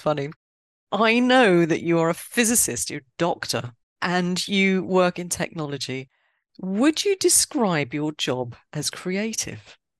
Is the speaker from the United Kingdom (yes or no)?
yes; London, United Kingdom; I am a Londoner